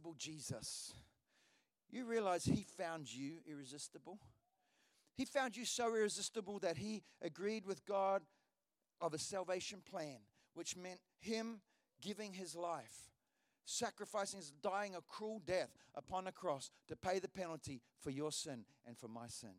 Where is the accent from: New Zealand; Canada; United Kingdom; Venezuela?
New Zealand; Hawera, Taranaki; moved away; I was in Hawera, which is the town I was born in New Zealand